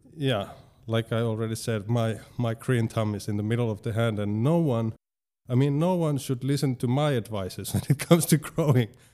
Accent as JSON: {"language": "English", "town": "Tampere", "region": "Pirkanmaa", "country": "Finland", "said": "I live in Hervanta"}